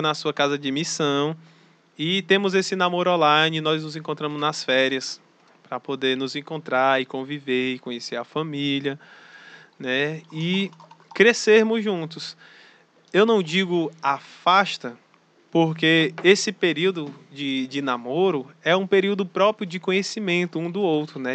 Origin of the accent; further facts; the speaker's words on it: Fortaleza, Ceará, Brazil; moved away as an adult; now in Olinda, Brazil; eu sou de Fortaleza lá do Ceará